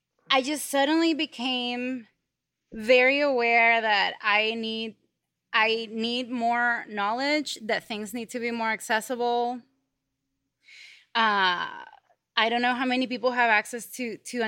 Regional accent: Venezuela; now in United States; I come from Venezuela

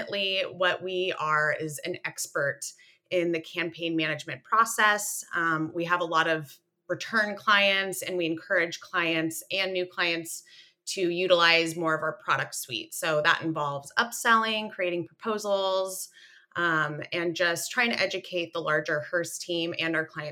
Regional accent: Central Coast, California, United States; I'm from the Central Coast

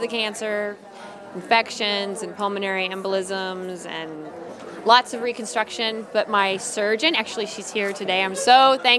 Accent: Central Illinois, United States; I'm a winemaker from Central Illinois

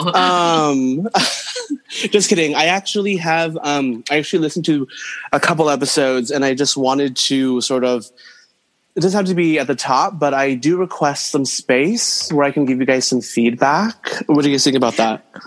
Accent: Santa Maria, California, United States; now in New York City, United States; I'm in California, uh, in Santa Maria, Central Coast. Um, but I'm based in New York City, but I'm been holed up in my hometown uh, since July

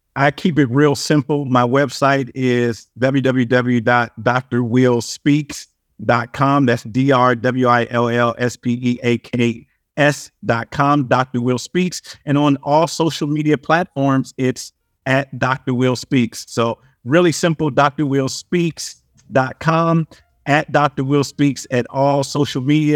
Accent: Compton, California, United States; growing up in Compton

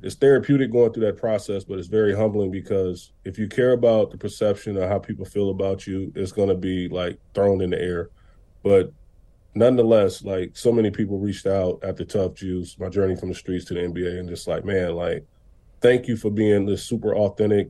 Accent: Racine, Wisconsin, United States; my hometown, Racine, Wisconsin

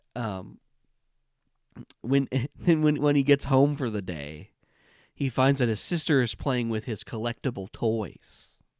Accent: Illinois, United States; I'm from Illinois. We talk fast sometimes.

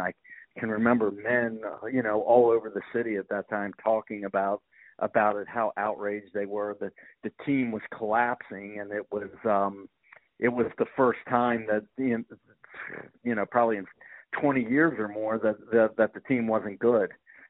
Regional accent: Baltimore, Maryland, United States; I grew up in Baltimore

